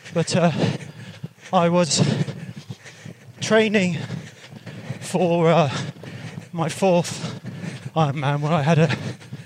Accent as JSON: {"language": "English", "area": "the Cotswolds", "region": "South West England", "country": "United Kingdom", "said": "I'm from the Cotswolds"}